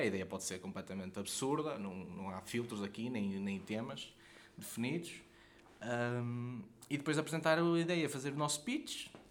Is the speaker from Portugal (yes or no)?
yes; Guimarães, Braga, Portugal; eu não sou mesmo do centro de Quimarães, não é? Sou dos Arravaltos